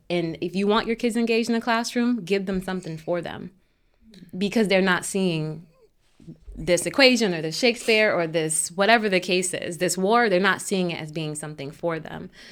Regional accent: Hartford, Connecticut, United States; I grew up on Kent Street in Hartford

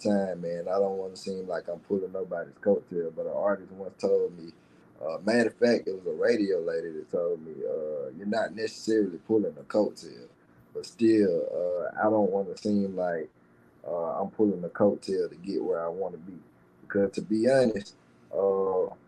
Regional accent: Laurel, Mississippi, United States; also born or lived in Bassfield, Mississippi; Laurel is my city. My city roots and my country roots is Bashville

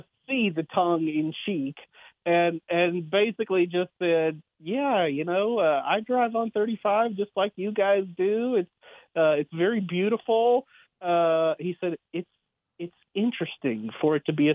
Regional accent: Bluebonnet Country, Texas, United States; I'm from Blue Bonnet Country

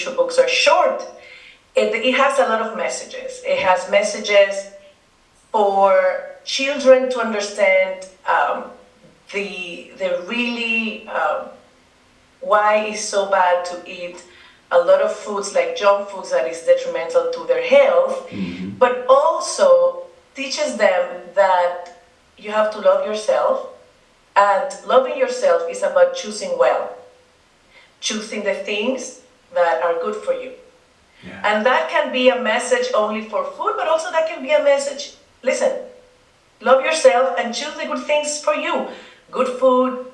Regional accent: Dominican Republic; first language Spanish; English is a second language; now in Greenwich, United States; I am from the Dominican Republic

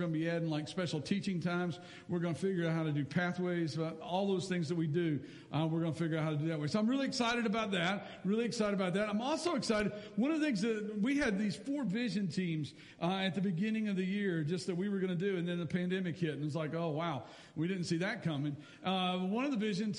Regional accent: Lexington, Kentucky, United States; when I was a kid growing up in Lexington

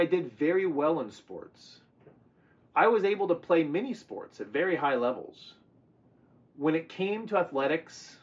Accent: California, United States; also born or lived in the American South; I was born in the South, but I was raised here in California under the sun and the sea

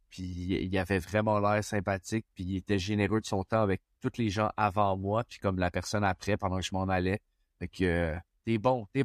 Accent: Montreal, Quebec, Canada; j'ai dit que je venais de Montréal puis que je parlais français.

